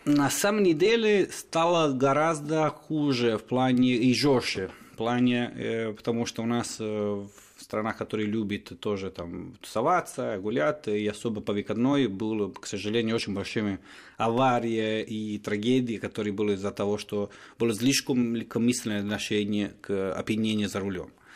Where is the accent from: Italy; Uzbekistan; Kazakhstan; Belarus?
Italy; Turin, Piedmont; Russian is a second language; moved away as an adult; now in Moscow, Russia; я из Турина, в принципе, это четвертый город в Италии